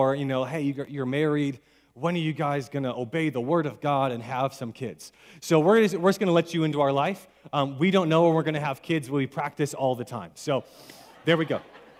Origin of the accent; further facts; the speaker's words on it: Atlanta, Georgia, United States; I'm from Atlanta, Georgia